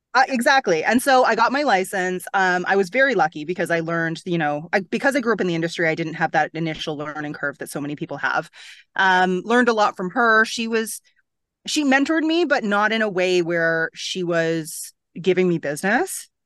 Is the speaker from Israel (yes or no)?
no; Toronto, Ontario, Canada; moved away as an adult; now in Bahamas; I'm from Toronto